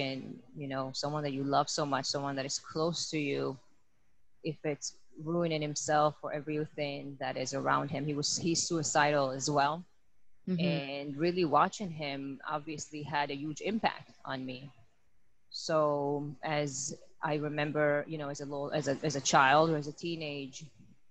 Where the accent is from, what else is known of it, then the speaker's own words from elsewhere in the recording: Israel; I'm born and raised in Israel